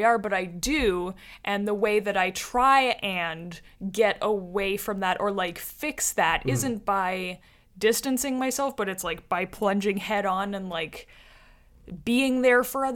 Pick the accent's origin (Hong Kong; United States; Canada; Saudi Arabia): Canada; Toronto, Ontario; We're from Toronto